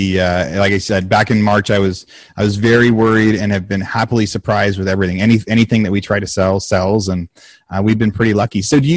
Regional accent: Oregon, United States; also born or lived in Northern California; now in Austin, Texas, United States; growing up in Oregon, we saw all four.

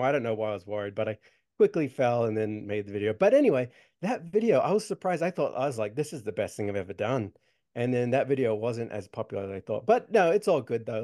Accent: Australia; I grew up in Australia

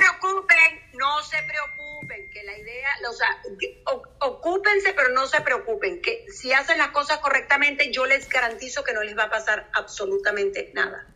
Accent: Venezuela; moved away as an adult; also born or lived in Miami; Yo originalmente soy de Venezuela y eh, lo que yo hacía en Venezuela, o sea, mi trabajo, yo era fiscal del Ministerio Público.

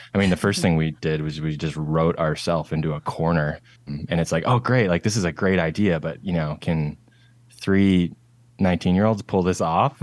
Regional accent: Nanaimo, British Columbia, Canada; moved away as an adult; also born or lived in Charlotte, North Carolina; now in Seattle, United States; I am from a town called Nanaimo, and that is on Vancouver Island in British Columbia, Canada. It's, like, pretty much as far west as you can go in Canada. So born and raised in the Northwest

